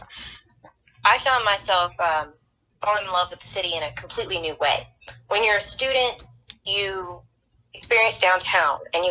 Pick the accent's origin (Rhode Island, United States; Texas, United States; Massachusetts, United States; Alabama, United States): Alabama, United States; Birmingham; now in Auburn, United States; I'm from Birmingham